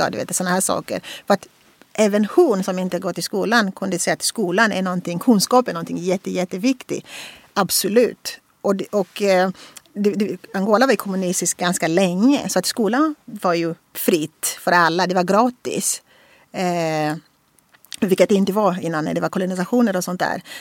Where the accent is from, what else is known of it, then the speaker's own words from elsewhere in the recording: Russia; Så att liksom så bara, ja, jag är från Ryssland.